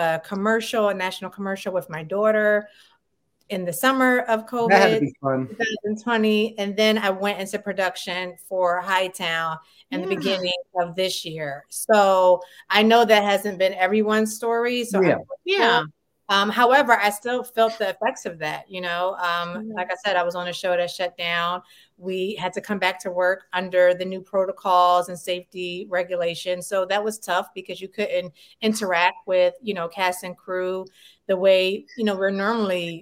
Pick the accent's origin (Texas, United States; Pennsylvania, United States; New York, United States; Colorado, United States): Pennsylvania, United States; Philadelphia; moved away as an adult; now in Los Angeles, United States; I'm from Philadelphia, Pennsylvania. So I had a lot of theater companies in the city.